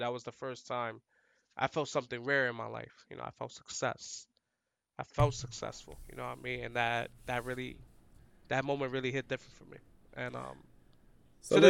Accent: New York City, New York, United States; We're from the hood, bro. From the Bronx. Like, I'm from the Bronx.

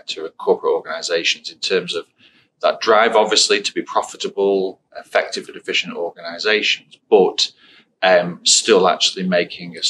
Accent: Blackpool, North West England, United Kingdom; I was born and raised in Blackpool on the Fylde Coast.

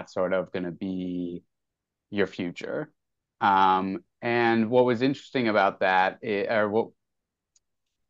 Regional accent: northern New Jersey, United States; now in New York City, United States; I was born in the hospital in the town that I grew up in, which is very cool. I was born in a town in northern New Jersey

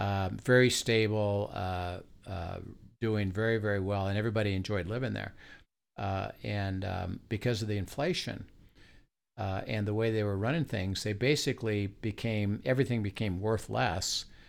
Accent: Midwest, United States; moved away as an adult; also born or lived in California; I'm from the Midwest, and I went to grad school in U S C

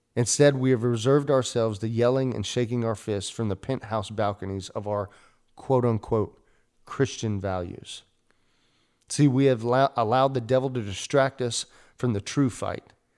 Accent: United States; as an American church

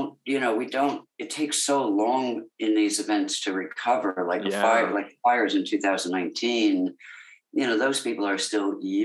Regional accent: Connecticut, United States; accent: Australian; now in Australia; I was born in Connecticut and was raised there. See, I've been here so long that I forget I'm American as well.

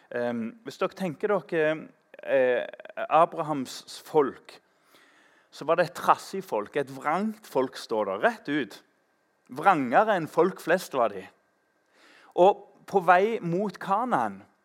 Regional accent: Tananger, Rogaland, Norway; I Tananger, der jeg vokste opp

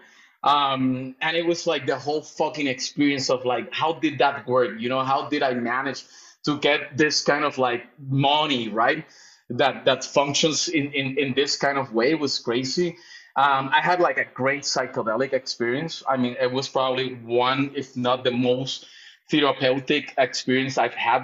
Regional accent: Puerto Rico; also born or lived in London, United Kingdom; now in Mexico; I'm actually from Puerto Rico. I was raised in Puerto Rico, even though I've been living for the longest year in Mexico.

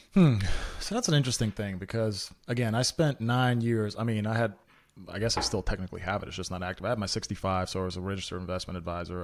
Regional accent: Memphis, Tennessee, United States; English is a second language; we got placed in Memphis, in North Memphis in particular. Um, well, I, I mean, I was one of, like, two white kids in my whole school, and I don't speak English

